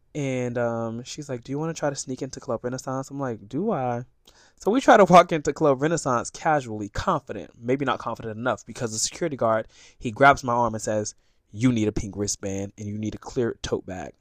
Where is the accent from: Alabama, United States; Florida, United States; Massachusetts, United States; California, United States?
Florida, United States; Sarasota; I'm from Sarasota, Florida